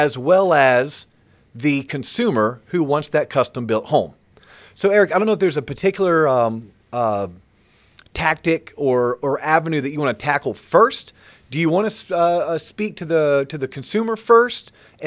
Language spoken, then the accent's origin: English; Central Florida, United States; growing up in Central Florida